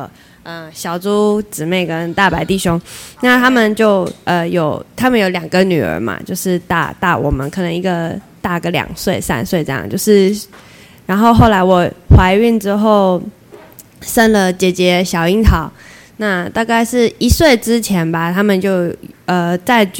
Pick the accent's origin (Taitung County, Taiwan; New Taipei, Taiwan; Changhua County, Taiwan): Taitung County, Taiwan; now in Linkou, Taiwan; 我是从台东嫁人上来的，所以其实，在那个地区，我也没有呃，就是呃，那种妈妈的朋友可以聊这些育儿的事情。